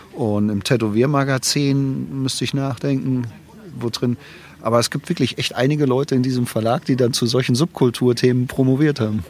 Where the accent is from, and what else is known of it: Germany